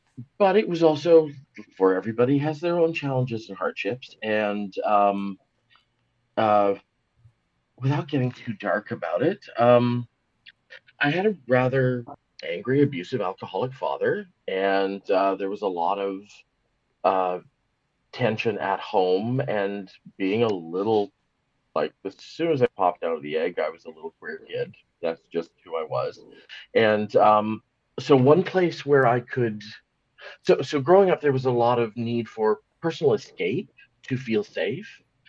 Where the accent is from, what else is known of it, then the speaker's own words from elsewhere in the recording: Seattle, Washington, United States; born there; I was born in Seattle, Washington, USA, which is just across the border from Vancouver, Canada. My mother was from Vancouver. My father was from Seattle.